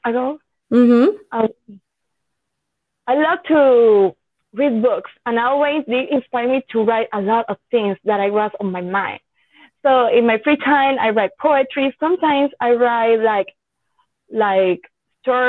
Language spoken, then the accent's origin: English; Yauco, Puerto Rico; English is a second language; I compete in the Festival Nacional de Café in my hometown, Yauco